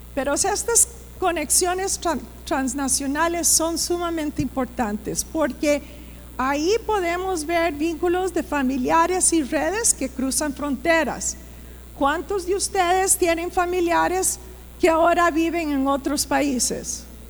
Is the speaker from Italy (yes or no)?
no; Costa Rica; moved away as an adult; also born or lived in Strasbourg, France; me crié aquí en Costa Rica